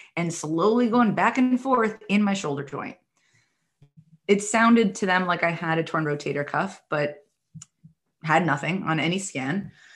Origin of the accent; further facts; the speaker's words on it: New York City, New York, United States; I'm from the New York City area